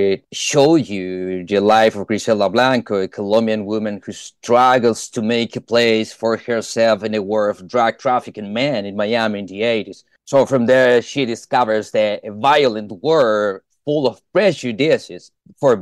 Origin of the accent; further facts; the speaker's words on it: Argentina; I'm from Argentina